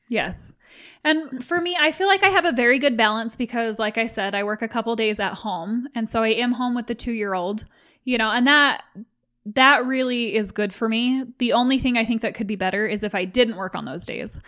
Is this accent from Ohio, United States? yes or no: no; Utah, United States; I was raised in Utah, and the dominant religion here